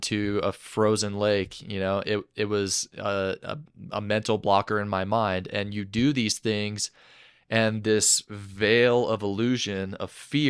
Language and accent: English; Atlanta, Georgia, United States; also born or lived in London, England; So I was born in London, England in 1991 to a Danish mother and a Texan father. My father was an expat over there and they were living in England, and we moved back and forth between Atlanta, Georgia, and England a few times.